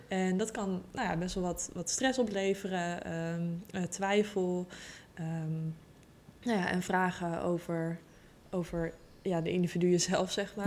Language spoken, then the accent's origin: Dutch; Utrecht, Netherlands; ik kom uit Utrecht, ben ook geboren in Utrecht. en eh, ik woon nog steeds in Utrecht.